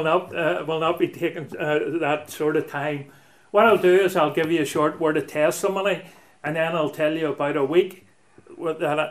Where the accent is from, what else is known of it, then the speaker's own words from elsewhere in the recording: Belfast, Northern Ireland, United Kingdom; I'm a townie. I was brought up in Belfast and Donegal Pass, which runs between Shaftesbury Square and the Lower Armour Road